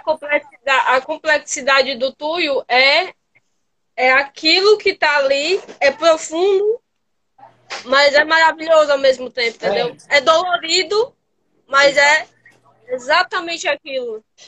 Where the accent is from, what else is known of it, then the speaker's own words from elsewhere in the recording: Ceará, Brazil; eu sou cearense